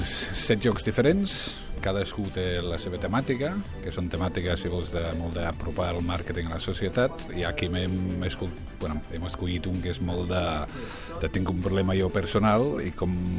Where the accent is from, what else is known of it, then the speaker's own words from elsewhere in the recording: England, United Kingdom; moved away; soc anglès